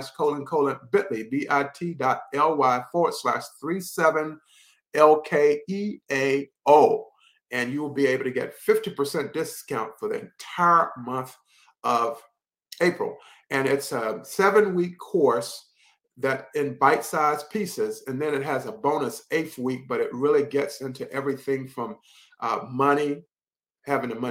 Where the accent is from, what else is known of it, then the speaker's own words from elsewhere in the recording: Henderson, North Carolina, United States; my hometown of Henderson, North Carolina